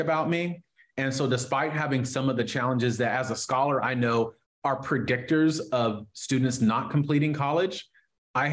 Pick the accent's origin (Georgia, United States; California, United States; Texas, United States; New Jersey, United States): California, United States; far Northern; also born or lived in Oakland, California; now in Sacramento, United States; We moved from the Bay Area to far Northern California